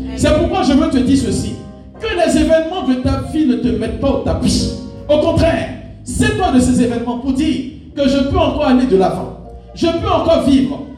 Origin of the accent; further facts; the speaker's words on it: Côte d’Ivoire; chez nous en Côte d'Ivoire